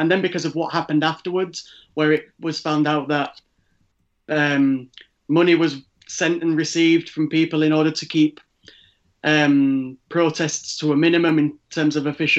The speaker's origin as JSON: {"language": "English", "country": "Ireland", "tie": "born or raised there", "said": "When I was growing up in Ireland, like I say, in 2002, I was six."}